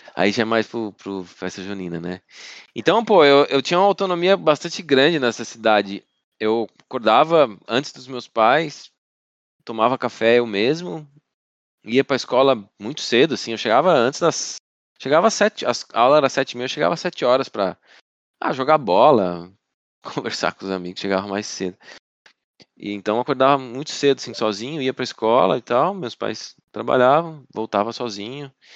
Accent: Alfredo Wagner, Santa Catarina, Brazil; also born or lived in Florianópolis; Eu me considero de, de Alfredo Wagner, que fica a 100, 100 quilômetros de Florianópolis

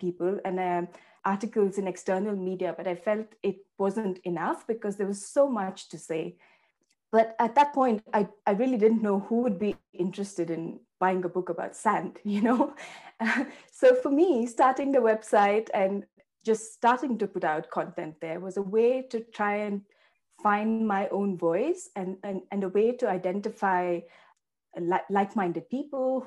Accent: Bangalore, Karnataka, India; moved away as an adult; I grew up in Bangalore in India

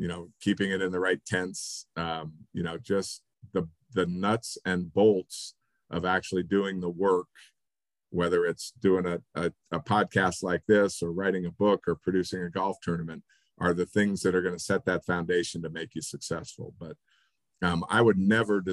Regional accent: Reno, Nevada, United States; now in Colorado Springs, United States; Growing up in Reno

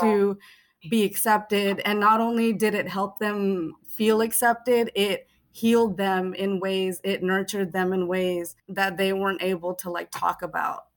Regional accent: Bay Area, California, United States; Being in the Bay Area and being Fijian Indian and growing up

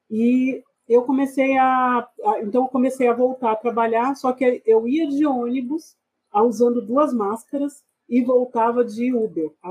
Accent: São Paulo, Brazil; also born or lived in Goiás; Eu nasci aqui em São Paulo mesmo. Eu sou paulistana, é, nasci na região do Capão Redondo, morei lá durante um bom tempo. Minha infância foi parte lá.

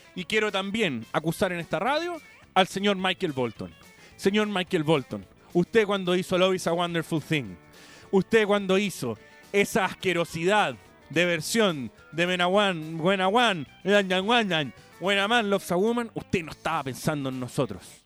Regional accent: Chile; Yo no soy el chileno chaquetero

